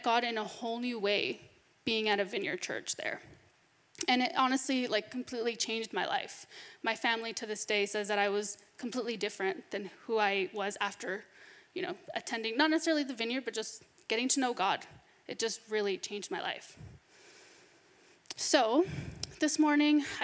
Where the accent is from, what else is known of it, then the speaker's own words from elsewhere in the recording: Northern California, United States; I was born and raised in Northern California